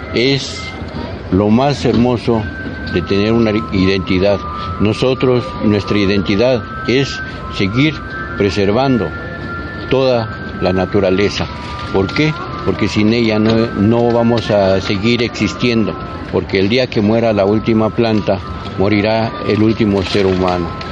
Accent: Mexico; nuestra identidad como mexicanos

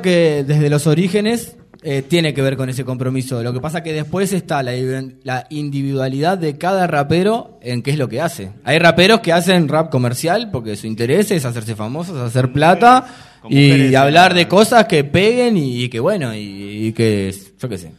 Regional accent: Montevideo, Uruguay; nosotros somos de Malvin Norte

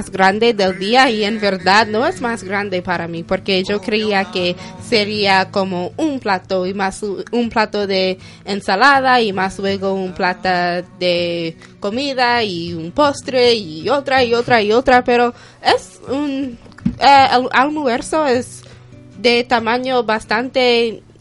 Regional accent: United States; Spanish is a second language; now in Seville, Spain; somos dos estudiantes americanos estudiando, estudiando aquí en Sevilla, en la universidad.

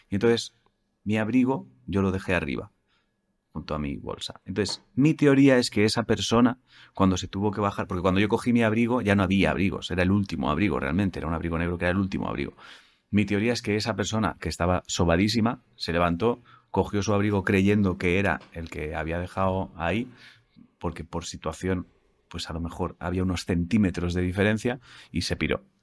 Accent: Málaga, Andalusia, Spain; now in Switzerland; aunque soy malagueña, llevo más de 30 años viviendo en Suiza.

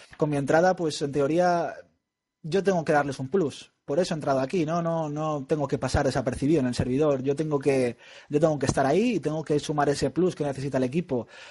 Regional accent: Spain; somos españoles

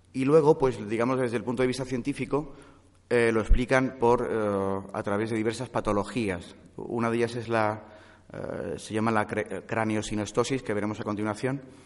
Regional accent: Vitoria-Gasteiz, Basque Country, Spain; now in Madrid, Spain; yo nací en Vitoria-Gasteiz

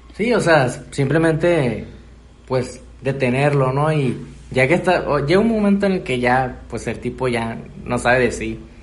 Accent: Mexico; estábamos necesitados como sociedad mexicana

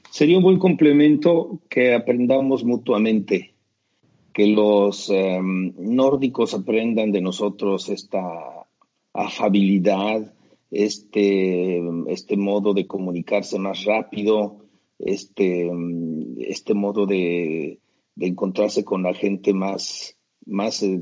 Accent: Mexico City, Mexico; now in Vienna, Austria; Yo soy de ahí, de la zona norte de la Ciudad de México, en donde yo considero que es el centro de México, que es en, donde está la basílica de, de Nuestra Señora de la Guadalupe

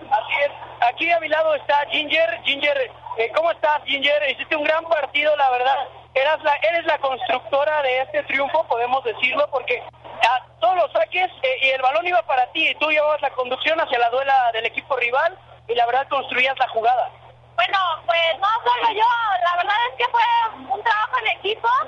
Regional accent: Pachuca, Hidalgo, Mexico; la, mayoría de nosotros somos de Pachuca

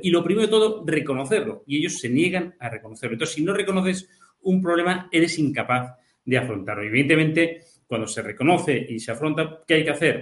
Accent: Catalonia, Spain; los catalanes que consideramos que el catalán y el español son nuestras lenguas propias

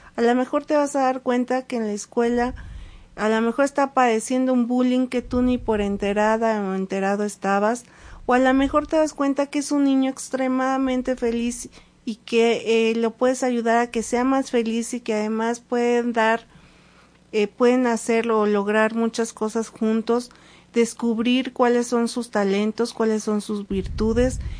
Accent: Mexico City, Mexico; now in Puebla, Mexico; desde que llegué a Puebla, yo soy de la Ciudad de México

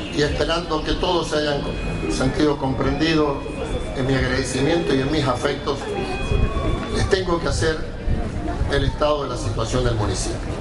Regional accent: Chazón, Córdoba, Argentina; now in Guaymallén, Argentina; En mi pueblo natal, Chazón

